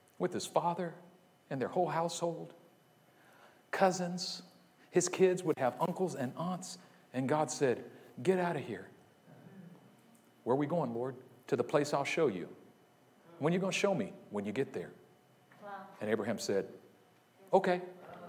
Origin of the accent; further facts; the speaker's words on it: Oakland, California, United States; also born or lived in Union City, California; I'm from Oakland. I was born in Oakland. I was raised in Oakland